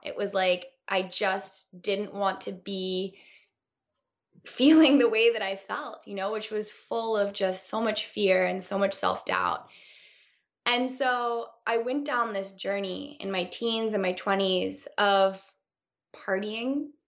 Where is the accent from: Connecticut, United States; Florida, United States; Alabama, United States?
Connecticut, United States; now in Los Angeles, United States; I was this little girl one of four, four blonde girls growing up in Connecticut, um, in the U S